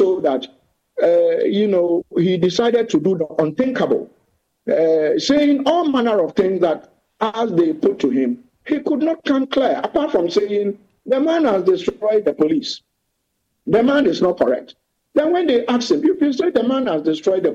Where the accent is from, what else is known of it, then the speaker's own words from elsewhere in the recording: Kumasi, Ashanti, Ghana; also born or lived in Upper West Region, Ghana; I grew up in Kuma